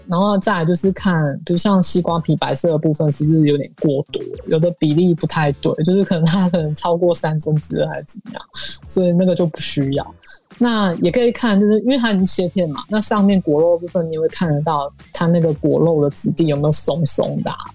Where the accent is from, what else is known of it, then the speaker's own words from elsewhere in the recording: Hualien County, Taiwan; 我们家乡花莲